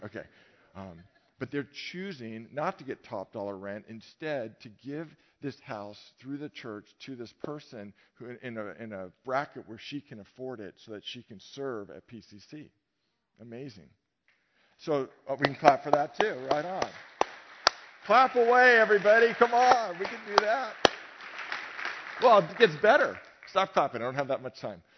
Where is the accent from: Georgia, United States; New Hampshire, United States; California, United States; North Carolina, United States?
California, United States; Novato; I grew up in Marin, but I grew up in Novato